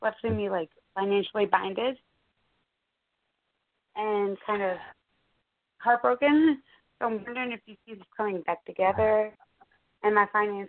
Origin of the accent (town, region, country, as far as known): Pennsylvania, United States